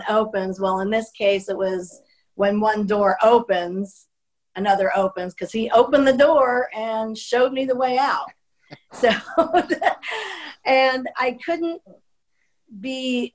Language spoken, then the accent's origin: English; Miami, Florida, United States; also born or lived in Brooklyn, New York; I grew up in Miami, and the first 9 years of my life was actually in Brooklyn, New York. And we moved down to Miami